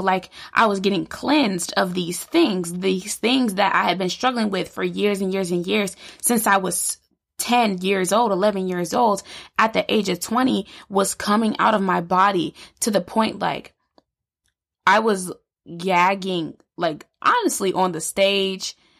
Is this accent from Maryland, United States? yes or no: no; Illinois, United States; I grew up in Illinois